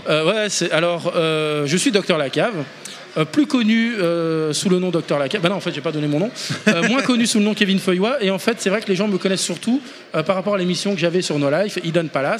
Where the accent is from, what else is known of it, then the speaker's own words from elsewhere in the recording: Poitiers, Nouvelle-Aquitaine, France; nous on vient du Poitou, de Poitiers